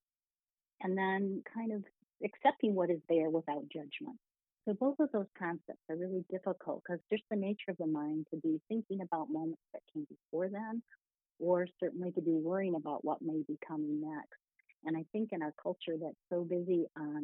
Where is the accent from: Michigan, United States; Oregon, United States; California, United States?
Michigan, United States; I was born right here in the Mitten State of Michigan, and I grew up in a large family